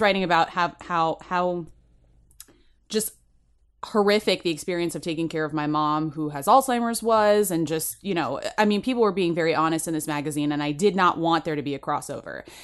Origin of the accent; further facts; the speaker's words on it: United States; now in United Kingdom; I'm American